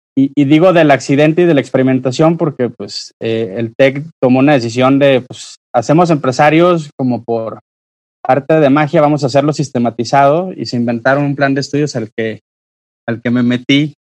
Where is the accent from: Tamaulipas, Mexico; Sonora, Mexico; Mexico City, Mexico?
Sonora, Mexico; now in Jalisco, Mexico; yo soy sonorense, pues estamos aquí en Jalisco